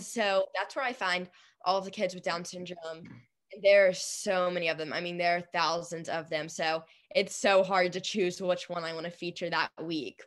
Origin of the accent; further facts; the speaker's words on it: Nashville, Tennessee, United States; I'm from Nashville